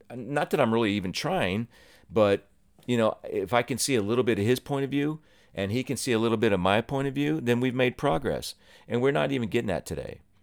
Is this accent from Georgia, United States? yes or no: no; Ohio, United States; moved away as an adult; also born or lived in New Jersey; I was born and raised in Ohio, lived here for about 19 years